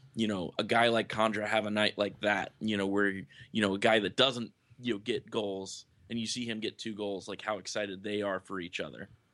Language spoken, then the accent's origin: English; Lakeland, Florida, United States; I grew up in Lakeland